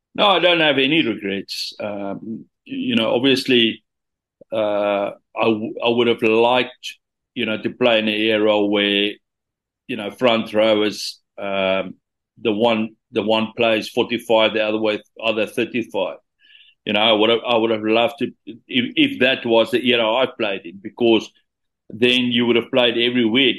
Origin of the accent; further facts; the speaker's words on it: Senekal, Free State, South Africa; also born or lived in Bloemfontein; I was coming from Senekal